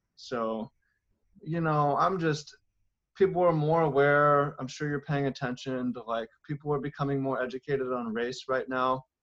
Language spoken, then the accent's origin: English; Seattle, Washington, United States; I grew up in Seattle, and it was a bit rough for me